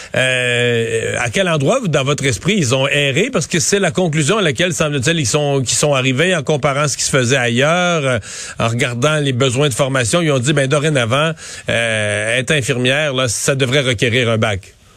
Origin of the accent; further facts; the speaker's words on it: Rivière-du-Loup, Quebec, Canada; moved away as an adult; also born or lived in Montreal; je viens de Rivière-du-Loup